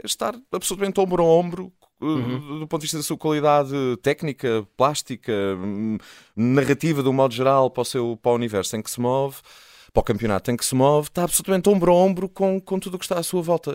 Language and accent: Portuguese; Azores, Portugal; enquanto português, enquanto açoriano